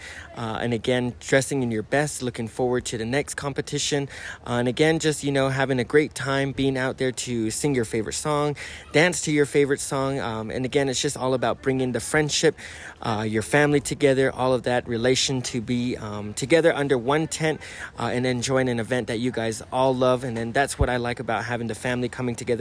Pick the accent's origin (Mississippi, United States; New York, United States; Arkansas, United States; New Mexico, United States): New Mexico, United States; Coyote Canyon; I'm originally from Coyote Canyon.